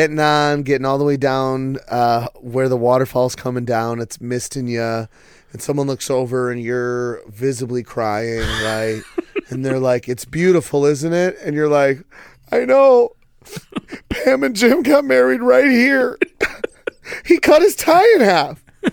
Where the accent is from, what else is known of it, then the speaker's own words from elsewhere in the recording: Canada; Maybe, well, I'm Canadian.